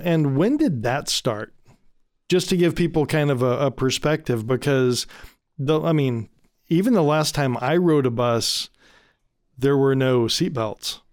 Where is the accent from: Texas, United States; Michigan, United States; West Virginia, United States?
Michigan, United States; so I grew up in Michigan, right?